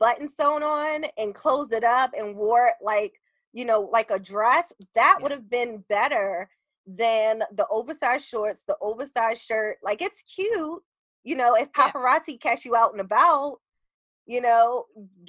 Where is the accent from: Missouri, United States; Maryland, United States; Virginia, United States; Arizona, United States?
Maryland, United States; Baltimore; I'm from Baltimore